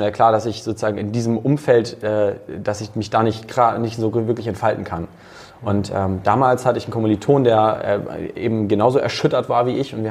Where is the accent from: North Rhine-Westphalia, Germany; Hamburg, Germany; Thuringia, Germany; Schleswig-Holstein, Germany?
Hamburg, Germany; Ähm, also ich selbst bin, bin Hamburger, bin 30 und ähm, vom Hintergrund her eigentlich Techie.